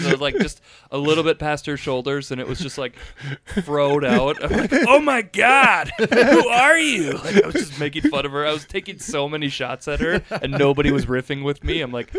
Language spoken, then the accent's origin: English; Minnesota, United States; I'm from Minnesota.